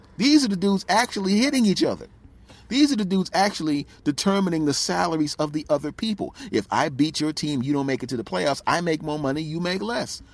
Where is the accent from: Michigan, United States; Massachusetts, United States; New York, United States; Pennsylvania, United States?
Pennsylvania, United States; Philadelphia; moved away; I'm originally from Philadelphia, so obviously Eagles